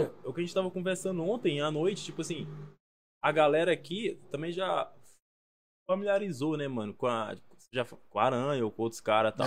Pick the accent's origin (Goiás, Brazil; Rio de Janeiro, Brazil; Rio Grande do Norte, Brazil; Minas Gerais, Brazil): Goiás, Brazil; Goiânia; also born or lived in Colinas do Tocantins, Tocantins; now in São Paulo, Brazil; nasci em Tocantins, mas fui criado ali em Goiânia, na capital do Goiás ali.